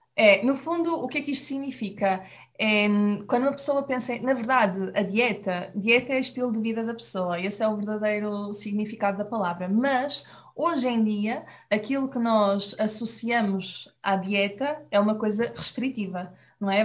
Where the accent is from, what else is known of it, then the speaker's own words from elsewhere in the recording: Portugal; nós aqui em Portugal